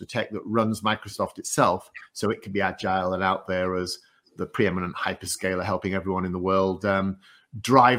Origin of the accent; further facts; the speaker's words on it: northeast coast of England, North East England, United Kingdom; moved away as an adult; also born or lived in Loughborough, England; now in United States; I'm from the northeast coast of England, as you can tell by my accent, but I'm now an American.